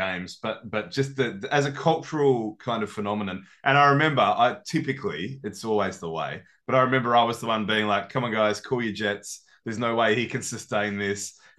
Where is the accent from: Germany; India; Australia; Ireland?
Australia; as an Aussie